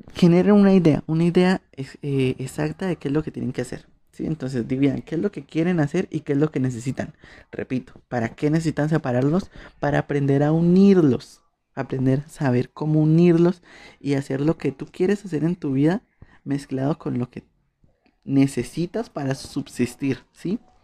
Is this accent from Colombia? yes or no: yes; Colombia